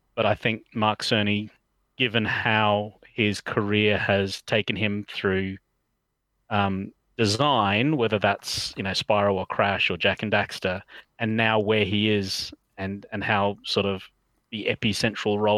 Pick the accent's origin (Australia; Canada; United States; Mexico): Australia; moved away as an adult; also born or lived in London, United Kingdom; now in United Kingdom; I grew up in Australia and I came over to the UK in 98.